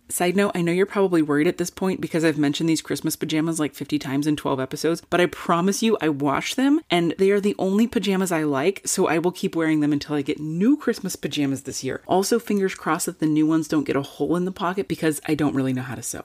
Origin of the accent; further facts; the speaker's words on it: Northern California, United States; someone born and raised in Northern California